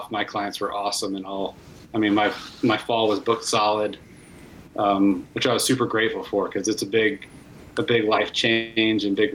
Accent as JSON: {"language": "English", "region": "Texas", "country": "United States", "tie": "born or raised there", "also_born_or_lived": "Ennis, Montana", "moved": "as an adult", "said": "I grew up in Texas"}